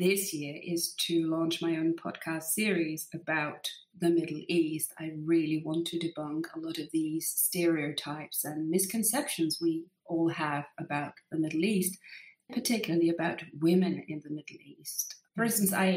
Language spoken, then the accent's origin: English; Denmark; I grew up in this very mixed family with my dad being from Egypt and my mum obviously from Denmark